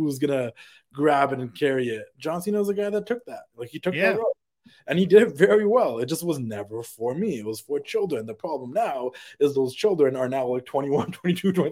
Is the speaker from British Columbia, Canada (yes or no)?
yes; Vancouver, British Columbia, Canada; being Canadian from Vancouver